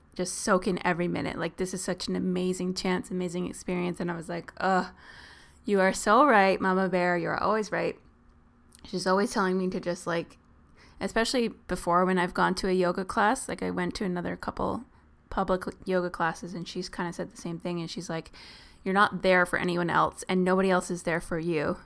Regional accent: Southern Ontario, Canada; we're from Southern Ontario.

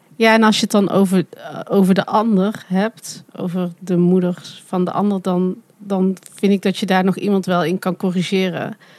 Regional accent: Netherlands; accent: zachte G; mijn zachte G

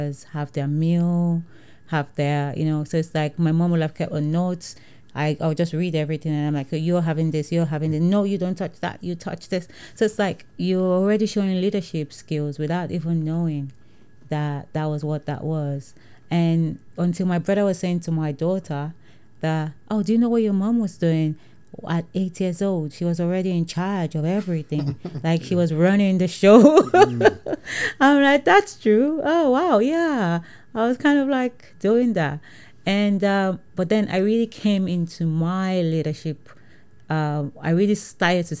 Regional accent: Nigeria; moved away as an adult; now in United Kingdom; growing up in Nigeria was an advantage, because I never felt like I'm black, because everybody is

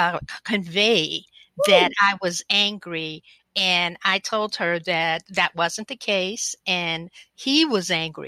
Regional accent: the South, United States; I'm a Southerner

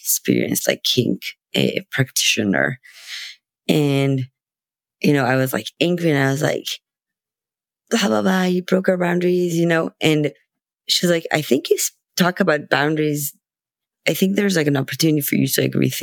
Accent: Israel; I'm from Israel

